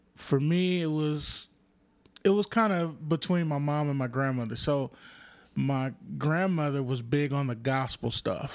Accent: Compton, California, United States; also born or lived in Lynwood, California / South Central Los Angeles; I was born in Linwood and then raised in Compton

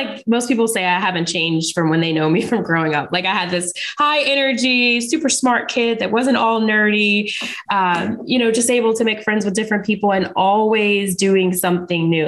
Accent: Charlotte, North Carolina, United States; I'm from Charlotte, North Carolina

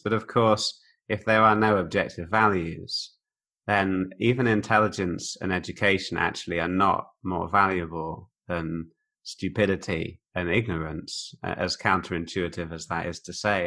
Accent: Oxford, South East England, United Kingdom; moved away as an adult; also born or lived in Bicester, Oxfordshire / Liverpool / East Germany; now in Germany; was born on a farm near a village called Ardley, near a town called Bicester, uh, near Oxford, about 20 miles from Oxford. But I went to school in right in the centre of Oxford. So that was, I kind of say I'm from Oxford.

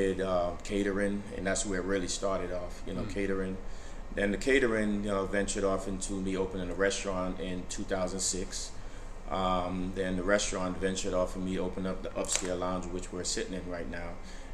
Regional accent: Brooklyn, New York, United States; now in Sandy Springs, United States; I'm originally from New York. But my origin is Jamaica, West Indies. Born and raised, grew up in Brooklyn, New York.

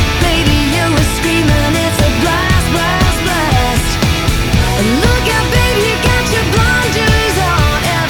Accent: the South, United States; born there; I was born in the South.

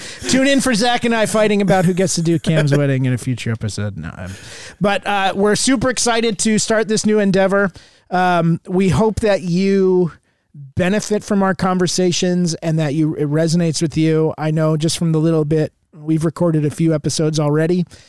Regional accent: Southern Connecticut, United States; Grew up in Connecticut, uh, Southern Connecticut, out just about an hour outside of New York

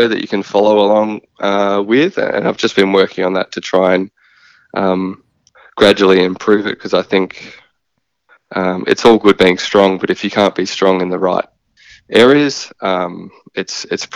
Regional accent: Bayswater, Victoria, Australia; moved away as an adult; now in South Australia, Australia; I grew up in Bayswater in Victoria, eastern suburbs.

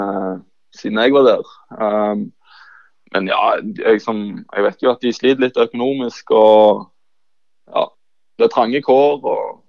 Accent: Bryne, Rogaland, Norway; moved away as an adult; also born or lived in Levanger; født og oppvokst på Bryne. Så ja, alltid vært Bryne-gutt

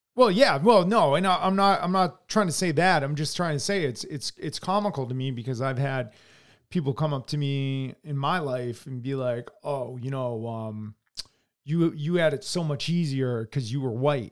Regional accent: United States

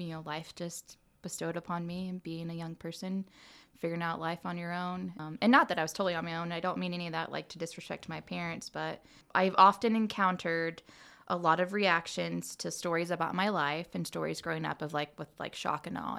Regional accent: Muncie, Indiana, United States; born and raised in All Muncie, right. and so uh, went to Muncie schools and graduated from Muncie Central. Uh, I grew up on the east side of Muncie

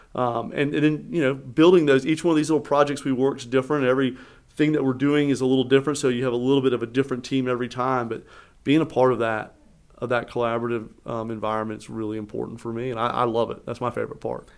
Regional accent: Eastern North Carolina, United States; now in Raleigh, United States; I was born in Eastern North Carolina, came here for school

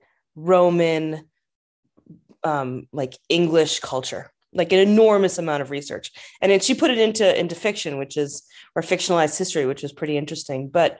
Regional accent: United States; moved away as an adult; also born or lived in Africa; now in England; as an American who'd spent, you know, 15 years living and working and living in Africa

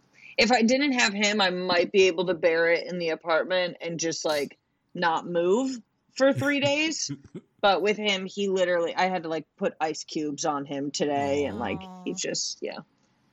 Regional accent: Northeast, United States; I grew up in the Northeast

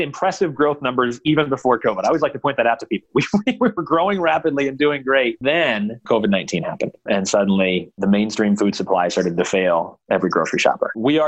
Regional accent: Rushville, Indiana, United States; Rushville, Indiana. It's a little mapped out on 26 between Kokomo and Lafayette.

